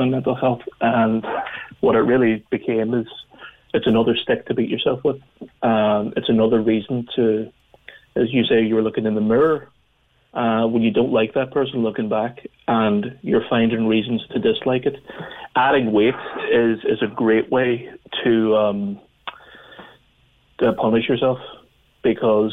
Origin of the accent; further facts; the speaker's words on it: Northern Ireland, United Kingdom; growing up in Northern Ireland